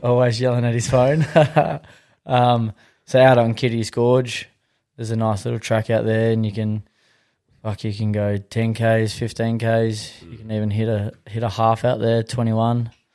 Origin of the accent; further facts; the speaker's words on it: Western Australia, Australia; I'm from this area